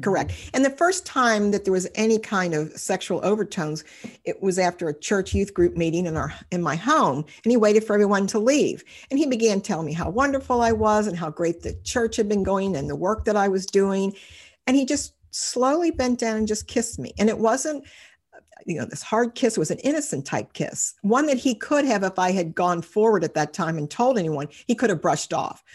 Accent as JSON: {"language": "English", "town": "Cincinnati", "region": "Ohio", "country": "United States", "tie": "born or raised there", "said": "I've lived in Cincinnati all my life"}